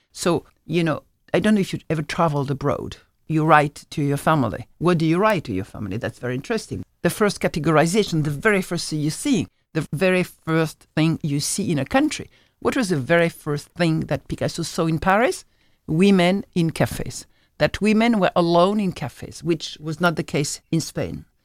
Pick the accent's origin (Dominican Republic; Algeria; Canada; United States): Algeria; moved away; I'm from Algeria, so that's my culture.